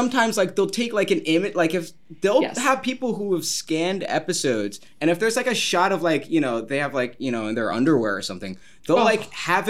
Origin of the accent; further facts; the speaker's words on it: Long Island, New York, United States; I'm from Long Island